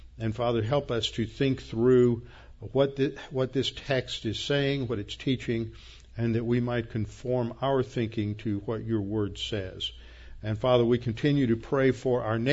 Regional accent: United States; we as American evangelicals

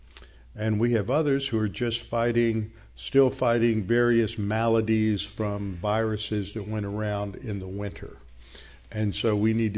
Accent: Houston, Texas, United States; born or raised there

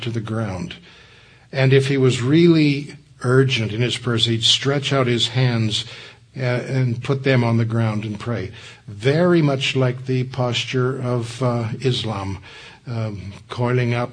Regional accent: Southern California, United States; I grew up in Southern California

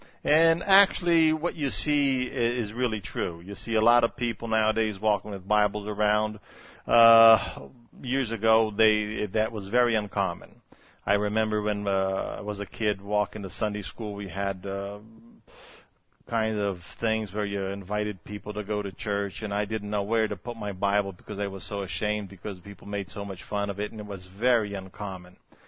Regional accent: Brazil; born there; And I was born in Brazil, like Robbie told you.

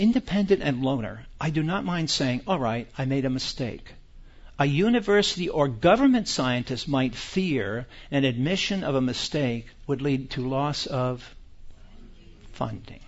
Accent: United States; We are American citizens

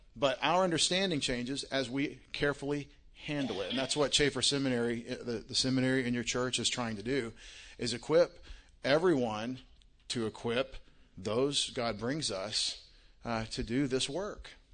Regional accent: Longview, Texas, United States; moved away as an adult; now in Connecticut, United States; I'm from Longview, Texas. Don't, don't think I'm from Connecticut. I, I live in Connecticut

